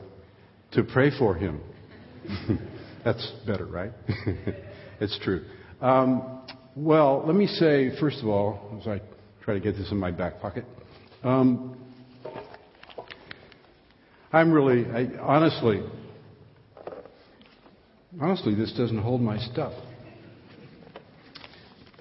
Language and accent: English; Long Beach, California, United States; moved away; I was born in Long Beach.